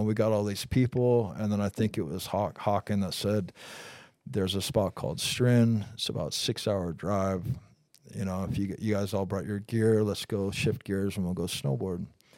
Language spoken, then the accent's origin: English; Pacific Northwest, United States; Growing up in the Northwest with Dave and Todd, you know, riding for Liptek and Gnu, we spent a lot of time together.